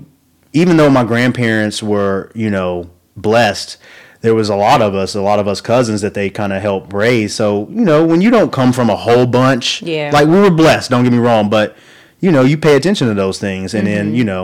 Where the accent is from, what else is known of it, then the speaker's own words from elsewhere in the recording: rural Oklahoma, United States; growing up in Oklahoma, rural Oklahoma